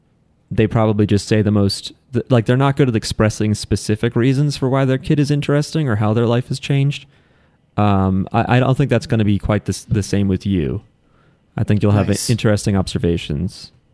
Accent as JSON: {"language": "English", "country": "Philippines", "said": "We are Filipino."}